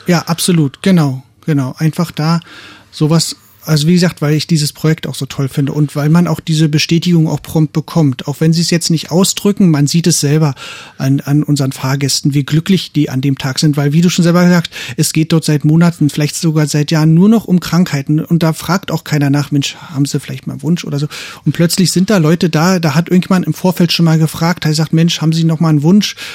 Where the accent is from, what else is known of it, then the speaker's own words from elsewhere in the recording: East Germany, Germany; wir sind aus dem Osten